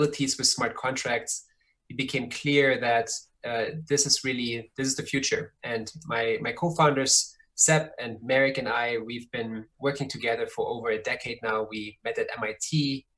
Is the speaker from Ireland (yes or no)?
no; Germany; moved away; I grew up in Germany.